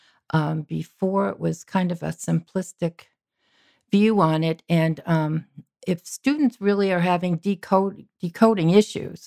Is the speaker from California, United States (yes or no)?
no; Massachusetts, United States; I grew up on the East Coast in Massachusetts